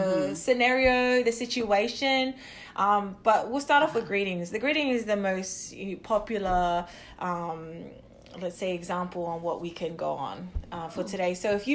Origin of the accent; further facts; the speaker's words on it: Sydney, New South Wales, Australia; accent: combination of New Zealand, Australian and Polynesian; also born or lived in New Zealand / Cook Islands (ancestry); now in United States; Polynesian, so my background is from the Cook Islands. I was born in New Zealand and raised up in, good old Australia.